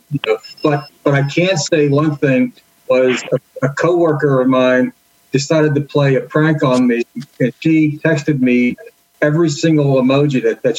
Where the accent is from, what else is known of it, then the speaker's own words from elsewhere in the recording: Pittsburgh, Pennsylvania, United States; from Pittsburgh.